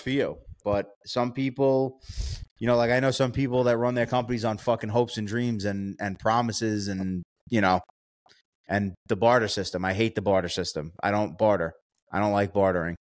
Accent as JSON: {"language": "English", "region": "New York", "country": "United States", "said": "I'm from New York"}